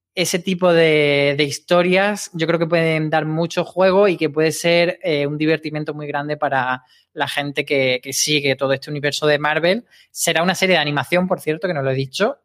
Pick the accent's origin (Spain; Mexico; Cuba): Spain; Granada, Andalusia; en Granada, que es de donde yo soy